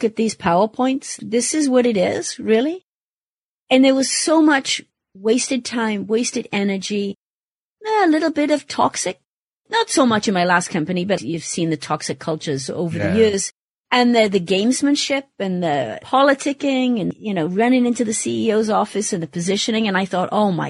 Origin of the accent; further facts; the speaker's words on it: Wales, United Kingdom; moved away as an adult; my home country and Wales